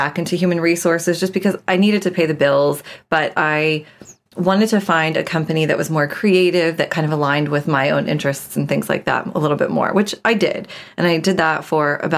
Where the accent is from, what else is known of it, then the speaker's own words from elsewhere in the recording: New Jersey, United States; moved away; I grew up in New Jersey. I'm from the East Coast originally